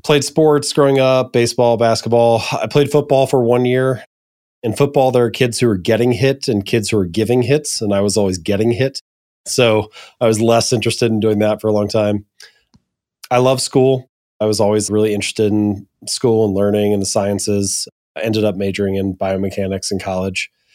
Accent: Hamilton, Ohio, United States; also born or lived in Columbus, Ohio; I'm an Ohio boy. I was born and raised in Hamilton, Ohio

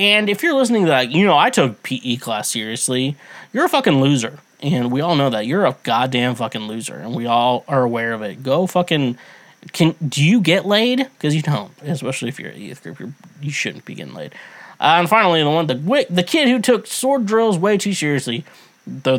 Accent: Midwest, United States; I grew up in the Midwest.

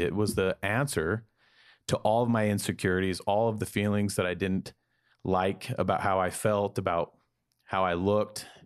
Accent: Salt Lake City, Utah, United States; I grew up in Salt Lake City, Utah, in a large Mor-, Mormon family.

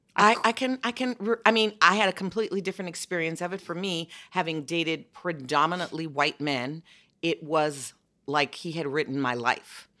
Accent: Chicago, Illinois, United States; I'm from well. Chicago, and I had five generations under one roof

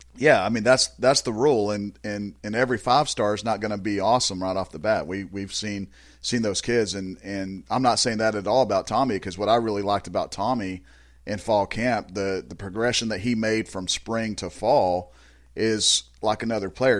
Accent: Azle, Texas, United States; I'm from Azle

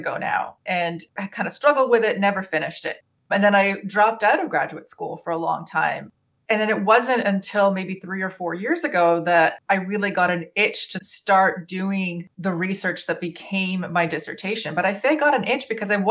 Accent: Toronto, Ontario, Canada; also born or lived in former Yugoslavia / Vancouver, Canada; I grew up in Toronto, although I'm from the former Yugoslavia.

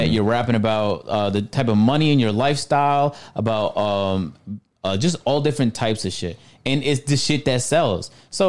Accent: Canada; I'm from Canada

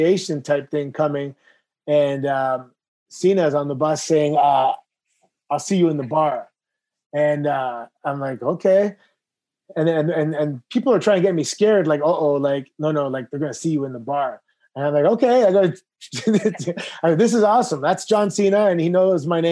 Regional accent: Toronto, Ontario, Canada; I grew up in Toronto in the 90s

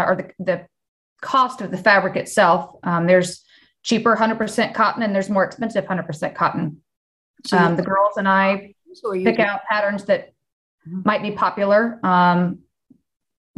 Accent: Fort Worth, Texas, United States; I am from Fort Worth, Texas

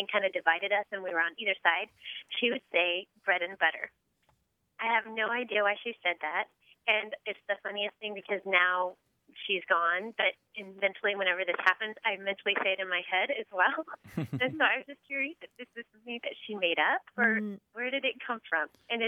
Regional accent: San Diego, California, United States; I'm from San Diego, but I'm actually in D.C. today.

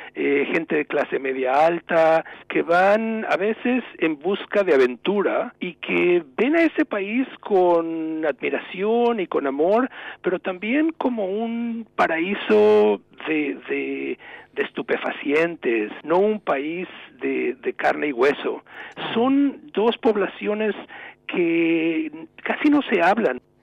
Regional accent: Mexico; moved away as an adult; also born or lived in New England, United States; now in United States; Yo llevo como inmigrante mexicano unos 30 años en Estados Unidos

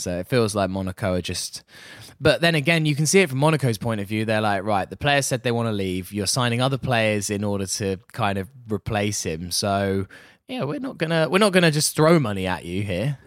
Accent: United Kingdom; coming here as a as as a Brit

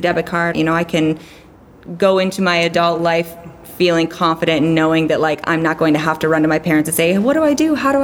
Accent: Wisconsin, United States; now in Fairbanks, United States; I grew up in Wisconsin

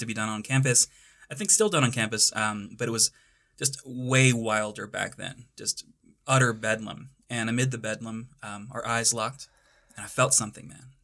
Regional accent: North Texas, United States; moved away as an adult; now in Boulder, United States; I'm from the Badlands of North Texas. I'm one of those invading Texans that everyone in Colorado hates

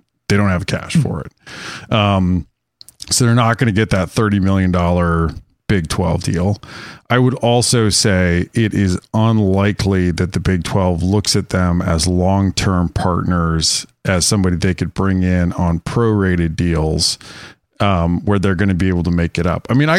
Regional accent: Wyoming, United States; And I grew up in Wyoming

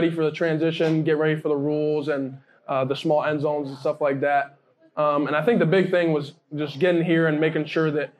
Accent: Canada; now in Pennsylvania, United States; I come from Canada

